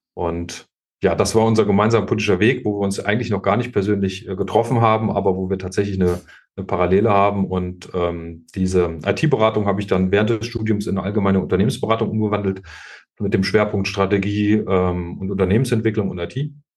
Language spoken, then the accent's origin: German; hometown in Kassel district, Hesse, Germany; moved away as an adult; war dann zehn Jahre Stadtverordneter meiner Heimatstadt und äh, auch Landratskandidat 2015 im Landkreis Kassel